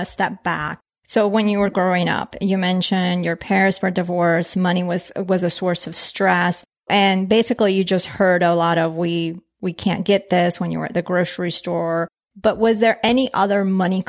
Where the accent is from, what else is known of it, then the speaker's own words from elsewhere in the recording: Colombia; I was born in Colombia